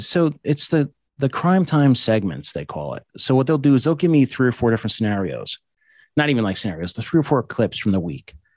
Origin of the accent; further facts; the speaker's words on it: East Coast, United States; I'm also from the East Coast.